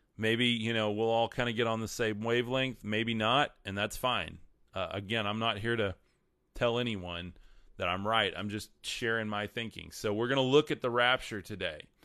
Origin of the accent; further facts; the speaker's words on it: West Texas, United States; I'm from West Texas